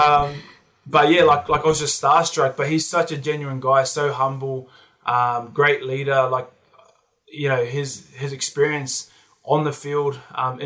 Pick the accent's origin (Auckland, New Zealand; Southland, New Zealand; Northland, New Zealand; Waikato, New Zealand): Waikato, New Zealand; Hamilton; also born or lived in Penrith, Sydney, Australia; now in Sydney, Australia; I was born here, but then we moved back to New Zealand when I was 18 months. So I was brought up in my earlier years back home in NZ.